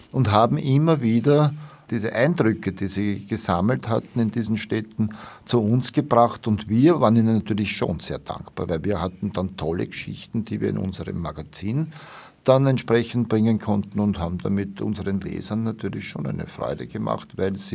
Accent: Vienna, Austria; und habe ihm, wie man das als Wiener so sagt, halt, nicht?

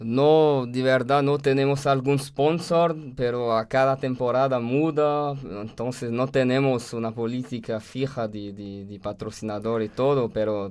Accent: France; Spanish is a second language; moved away as an adult; also born or lived in Brazil; now in Austria; en Francia, en mi país

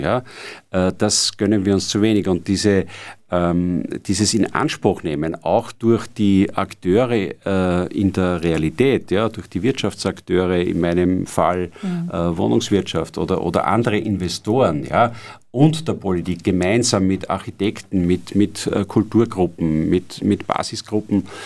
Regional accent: Austria; bei uns in Österreich

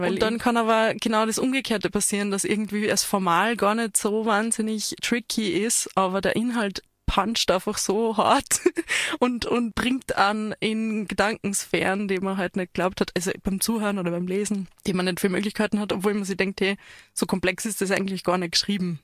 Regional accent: Waldviertel, Lower Austria, Austria; now in Tyrol, Austria; ich komme aus dem Waldviertel ursprünglich auch dialektal

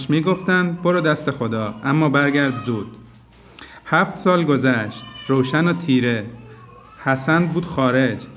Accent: Iran; German is a second language; moved away as an adult; now in Austria; ich komme aus dem Iran. Ich bin in Österreich schon zwei Jahre ich äh, arbeite in AKH und ja, ich bin Arzt.

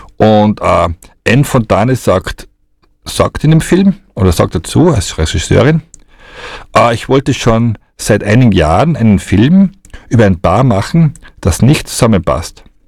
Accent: Austria; bei uns in Österreich

